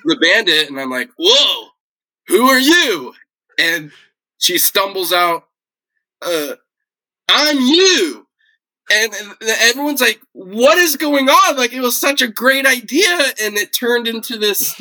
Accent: Yosemite National Park, California, United States; I grew up in Yosemite National Park

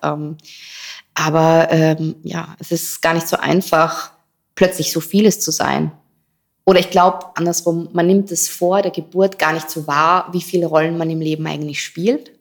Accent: Styria, Austria; moved away as an adult; now in Vienna, Austria; Ich bin gebürtige Steirerin, aber schon richtig, richtig lange in Wien. Ich glaube 16, 17 Jahre

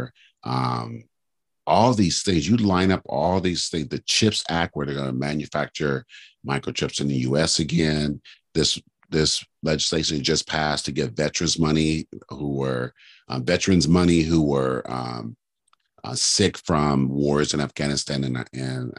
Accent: California, United States; I was from California

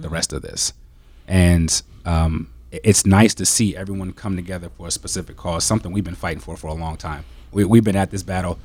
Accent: DC/Baltimore area, Maryland, United States; moved away as an adult; also born or lived in Indiana; now in Green Bay, United States; I'm originally from Maryland, um, the D C, Baltimore area.

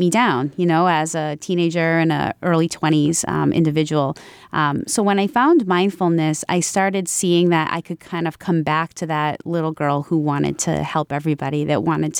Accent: Franklin, United States; I started here in Franklin, in my hometown. And when I started, I kind of had this, utopian view of the community of Franklin

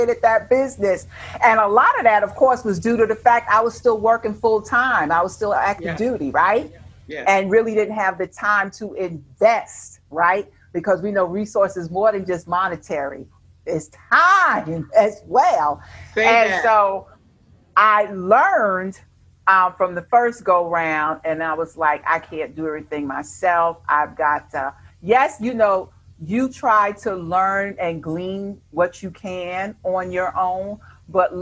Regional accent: New York, United States; moved away; we're from New York

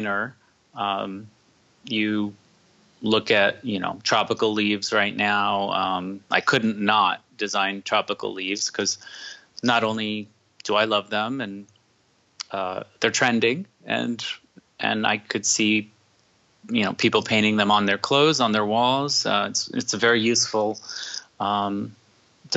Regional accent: New Jersey, United States; I grew up in New Jersey

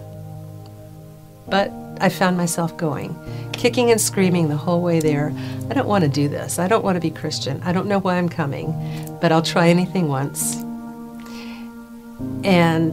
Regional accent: Puerto Rico; I grew up in Puerto Rico

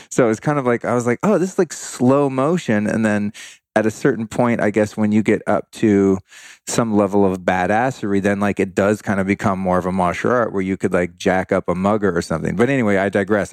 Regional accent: Bay Area, California, United States; I grew up in the Bay Area

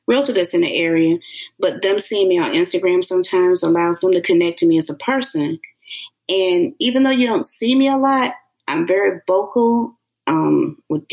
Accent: Orlando, Florida, United States; also born or lived in Alabama; I'm right here, born and raised

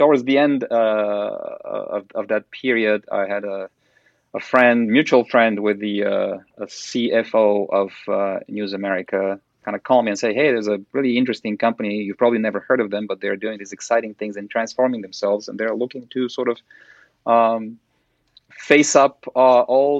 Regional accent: Bulgaria; moved away as an adult; also born or lived in China / Shanghai; now in United States; I'm originally from Bulgaria

